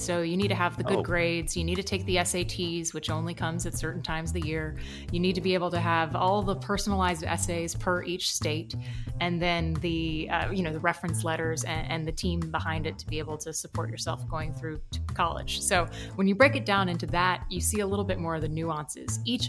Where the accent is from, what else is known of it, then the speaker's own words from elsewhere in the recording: right outside of Orlando, Florida, United States; moved away; I grew up right outside of Orlando, and my whole childhood was super involved in all things Florida